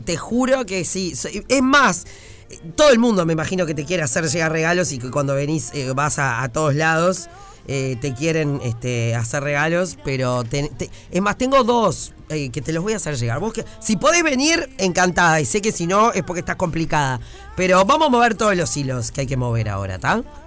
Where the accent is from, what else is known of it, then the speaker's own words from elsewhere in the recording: Uruguay; nosotros como uruguayos